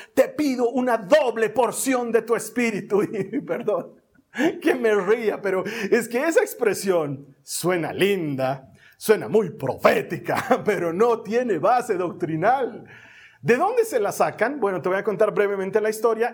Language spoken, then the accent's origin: Spanish; Bolivia; Así le llamamos aquí en Bolivia